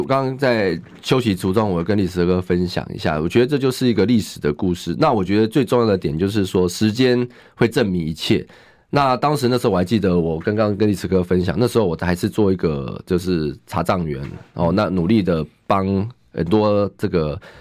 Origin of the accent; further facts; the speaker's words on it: Zhonghe, New Taipei, Taiwan; 我从小就在中和长大，我中和的路比他们熟，中和需要的建设比他们熟